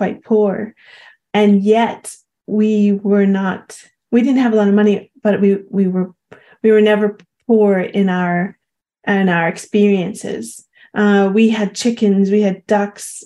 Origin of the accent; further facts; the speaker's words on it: Long Island, New York, United States; growing up on Long Island